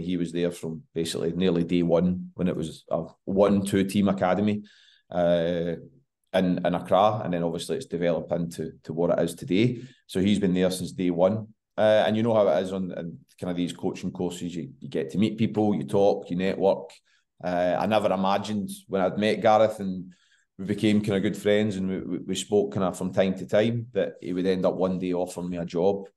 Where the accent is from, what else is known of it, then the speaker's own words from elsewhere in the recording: West of Scotland, United Kingdom; moved away as an adult; also born or lived in Ghana / Philadelphia / Liège; living in Scotland, growing up in the West